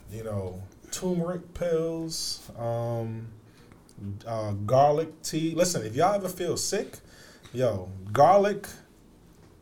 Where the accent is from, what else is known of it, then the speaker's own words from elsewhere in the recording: New York, United States; now in Miami, United States; growing up in New York in school